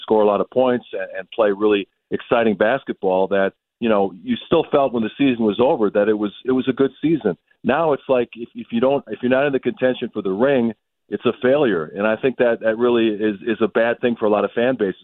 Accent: Milwaukee, Wisconsin, United States; growing up in Milwaukee uh, uh in the '80s

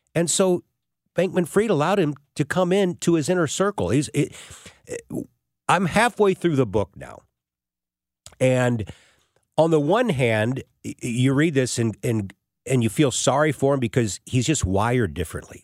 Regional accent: St. Louis, Missouri, United States; Saint Louis is my hometown

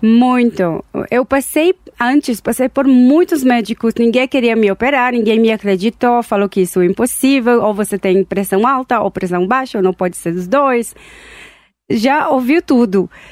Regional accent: Tel Aviv, Tel Aviv District, Israel; Portuguese is a second language; moved away as an adult; now in Brazil; Eu nasci em Israel, Tel Aviv, e cheguei aqui no Brasil 13 anos atrás

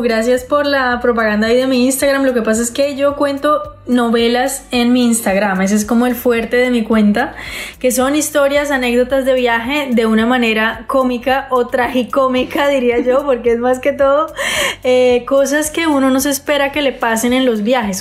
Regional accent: Santander, Colombia; yo soy santandereana, entonces será en la tierrita

